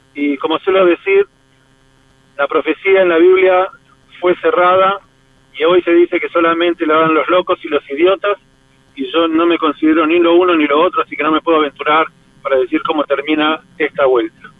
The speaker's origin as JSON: {"language": "Spanish", "country": "Argentina", "moved": "as an adult", "lives_now": "Israel", "said": "yo como argentino, que amo a la Argentina, a pesar de que vivo en Israel y es el centro de mi vida"}